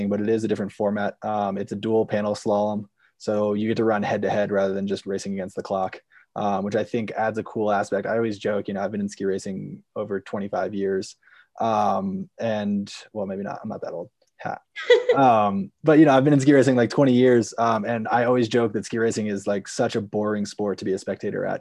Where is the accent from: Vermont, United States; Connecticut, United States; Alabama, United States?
Vermont, United States; I'm originally from Vermont, born and raised there, grew up skiing at Green Mountain